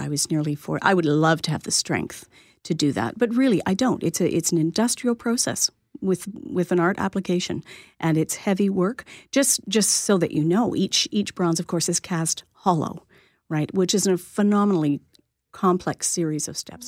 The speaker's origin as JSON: {"language": "English", "town": "Lindsay", "region": "Ontario", "country": "Canada", "tie": "born or raised there", "moved": "as an adult", "said": "I grew up on a small farm and went to school, a high school in Little Lindsay."}